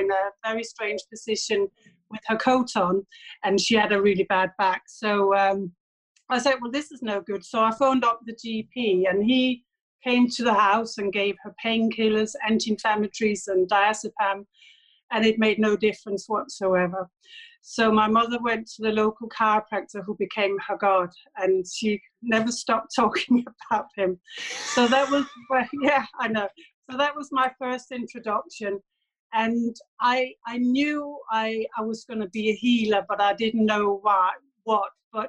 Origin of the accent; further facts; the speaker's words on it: Denmark; moved away as an adult; now in England; I'm Danish, and I grew up in Denmark